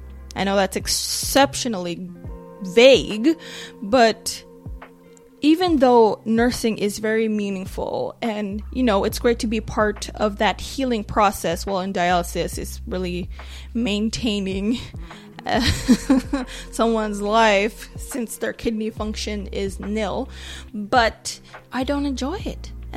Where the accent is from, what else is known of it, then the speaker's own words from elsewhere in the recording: Nigeria; but I am a Nigerian woman.